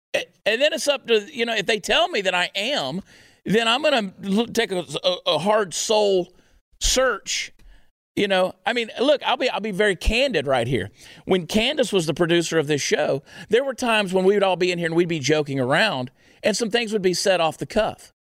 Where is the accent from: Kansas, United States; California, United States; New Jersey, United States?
New Jersey, United States; moved away; I was born in New Jersey